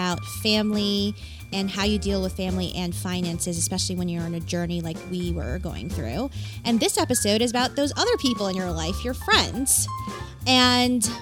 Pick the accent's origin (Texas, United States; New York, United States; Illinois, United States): New York, United States; New York City; moved away; I grew up in New York City. Most of my friends are still in New York City